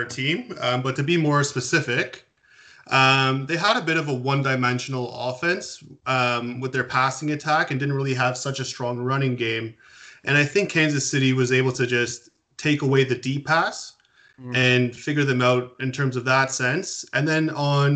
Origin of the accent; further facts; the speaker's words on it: Toronto, Ontario, Canada; I'm from the Toronto area.